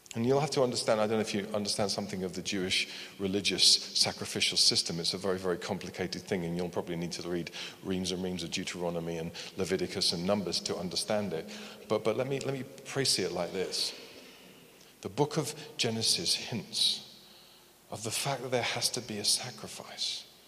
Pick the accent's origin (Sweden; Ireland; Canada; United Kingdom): United Kingdom; we're very British